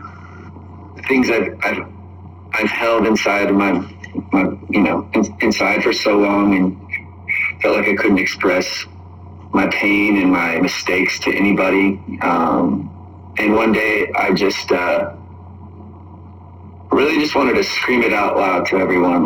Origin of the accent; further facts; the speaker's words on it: Spokane, Washington, United States; now in Los Angeles, United States; I'm based in Los Angeles, but I'm from Spokane, Washington.